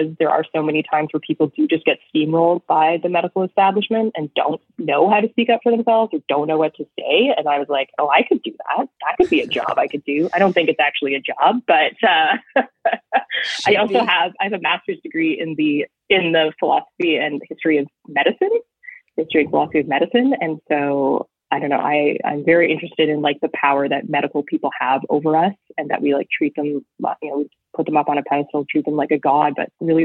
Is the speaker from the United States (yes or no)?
no; Canada; as a Canadian